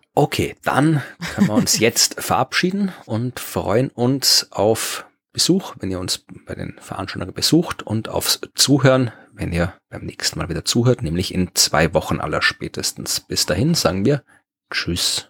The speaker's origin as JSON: {"language": "German", "town": "Krems", "region": "Lower Austria", "country": "Austria", "tie": "born or raised there", "moved": "yes", "said": "in Krems, meiner alten Heimat"}